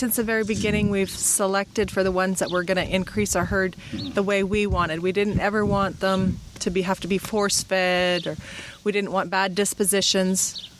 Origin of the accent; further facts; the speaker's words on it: Youngstown, Alberta, Canada; Youngstown, which is out eastern Alberta, almost on the Saskatchewan border.